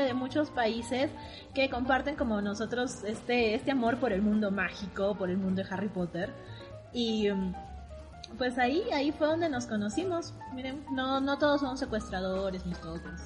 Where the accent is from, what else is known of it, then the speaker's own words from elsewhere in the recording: Arequipa, Peru; soy de Arequipa, de la ciudad blanca de Arequipa, que está al sur del Perú